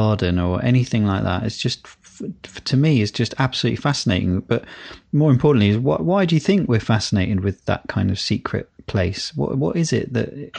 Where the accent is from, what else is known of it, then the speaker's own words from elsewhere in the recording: United Kingdom; as British people